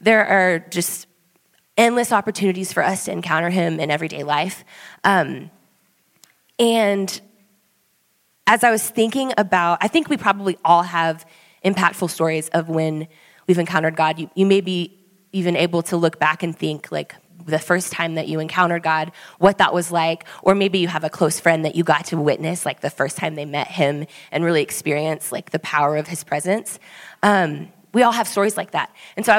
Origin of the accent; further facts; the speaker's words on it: Austin, Texas, United States; moved away as an adult; my husband Swayze and I, we moved here just over a year ago. We are from Austin, Texas.